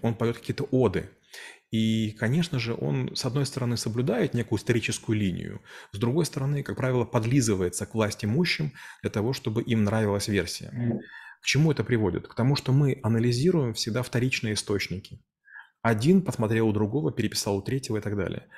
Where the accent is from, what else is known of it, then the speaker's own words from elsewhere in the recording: Ukraine; я из Украины